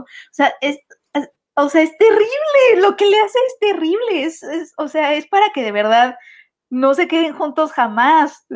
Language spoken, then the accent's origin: Spanish; Mexico; mucho de mi educación sentimental, como muchos mexicanos, fue la televisión abierta y las telenovelas